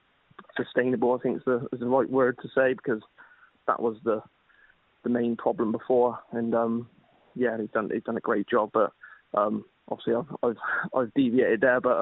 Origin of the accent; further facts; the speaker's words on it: Trowbridge, South West England, United Kingdom; my hometown club, Trowbridge Town, in the Wilts Senior League.